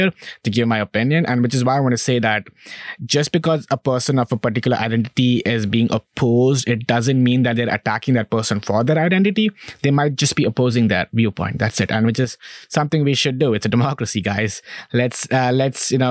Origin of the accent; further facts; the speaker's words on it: India; moved away as an adult; now in United States; I'm from India. I am a brown person.